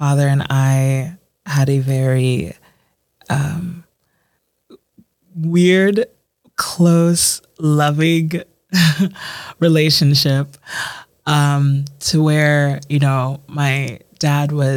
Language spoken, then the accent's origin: English; Baltimore, Maryland, United States; as a child growing up on the East Coast, as a first generation Ghanaian American